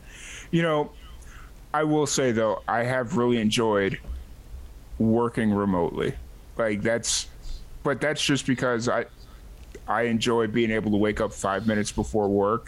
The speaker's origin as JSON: {"language": "English", "town": "Chicago", "region": "Illinois", "country": "United States", "said": "I'm from Chicago."}